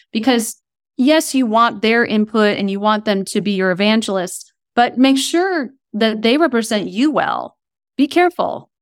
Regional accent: Kent, Ohio, United States; moved away as an adult; also born or lived in East Coast; now in Southern California, United States; I grew up in Kent, Ohio, where Kent State University is near Akron, Ohio

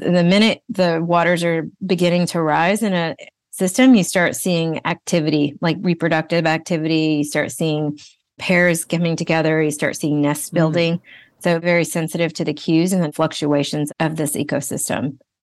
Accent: Brazil; moved away; I'm originally from Brazil

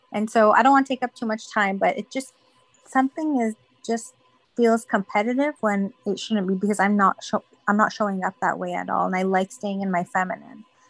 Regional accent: Toronto, Ontario, Canada; I'm actually from Toronto as well

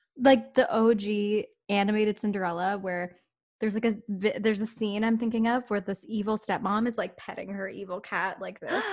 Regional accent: Canada; I am an Indian Canadian gay woman

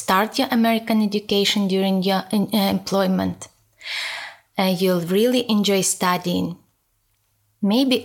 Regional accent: Ukraine; English is a second language; moved away as an adult; now in United States; Originally, I am from Ukraine and I have been 11 years

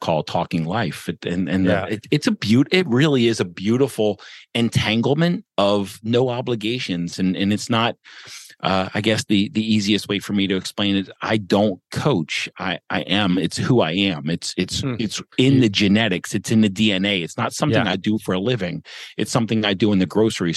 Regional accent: Baltimore, Maryland, United States; moved away as an adult; also born or lived in Portland, Oregon / St. Louis; I grew up, born and raised in Baltimore, Maryland

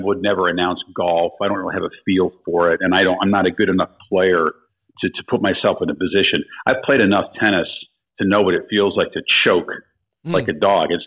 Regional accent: outside of Chicago, Illinois, United States; I grew up outside of Chicago.

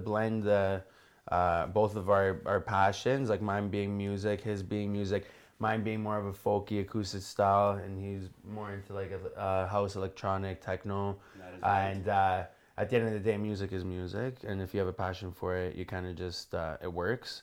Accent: Toronto, Ontario, Canada; also born or lived in Woodbridge; I grew up in Toronto. I actually grew up on the street that I'm living at right now

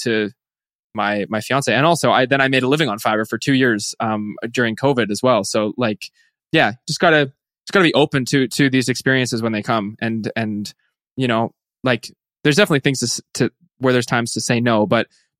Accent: Canada; I'm from Canada

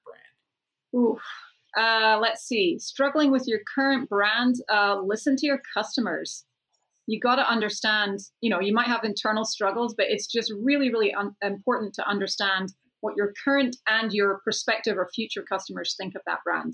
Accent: Scotland, United Kingdom; moved away; I'm off to Scotland next month, back to my home country

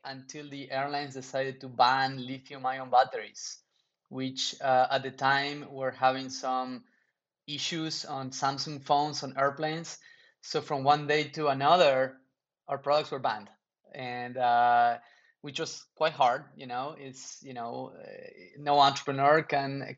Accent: Argentina; moved away as an adult; also born or lived in Europe / New York; I grew up in Argentina

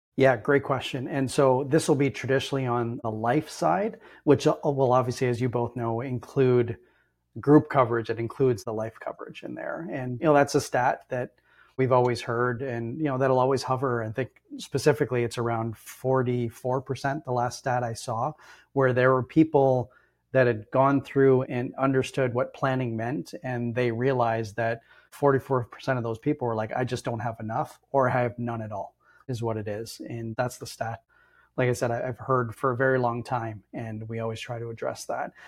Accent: Ontario, Canada; I'm born and raised in Ontario

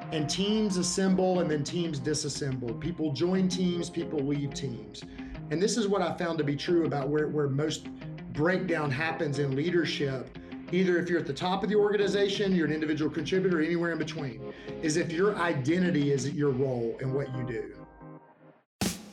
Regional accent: Alabama, United States; I'm from Alabama

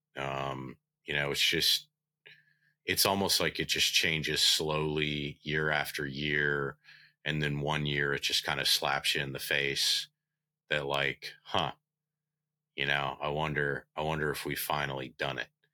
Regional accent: United States; growing up on the Bay

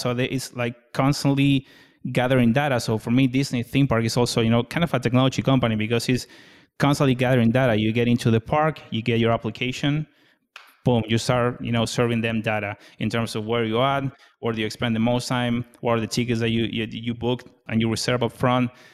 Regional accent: Argentina; moved away as an adult; now in United States; born and raised in Argentina, and moved to the U S twenty nineteen.

